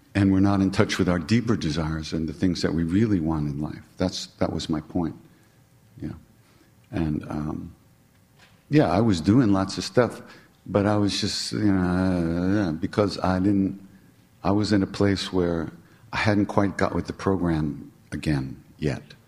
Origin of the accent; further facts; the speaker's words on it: New York, United States; I'm from New York